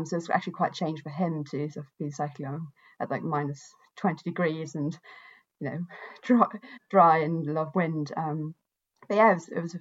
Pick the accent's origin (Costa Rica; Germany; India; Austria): Austria; moved away as an adult; also born or lived in Edinburgh, Scotland; I'm from Austria, so I grew up, you know, right by the mountains